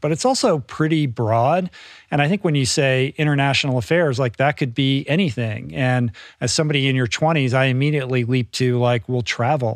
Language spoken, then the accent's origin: English; Bethesda, Maryland, United States; moved away; I grew up in the Washington, D C area in Bethesda, which is a suburb of Washington